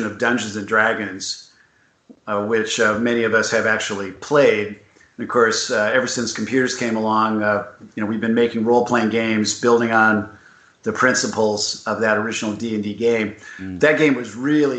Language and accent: English; Southern California, United States; I grew up in Southern California.